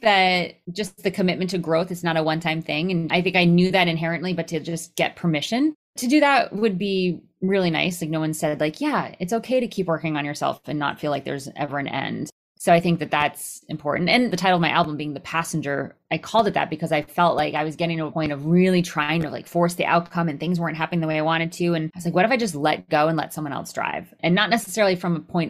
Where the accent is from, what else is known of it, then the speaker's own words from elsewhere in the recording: Connecticut, United States; growing up in Connecticut